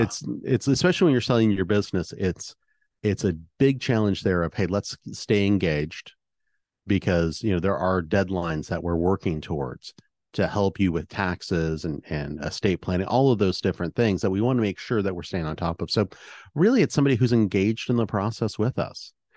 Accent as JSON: {"language": "English", "region": "Oregon", "country": "United States", "tie": "born or raised there", "said": "I was raised here in Oregon"}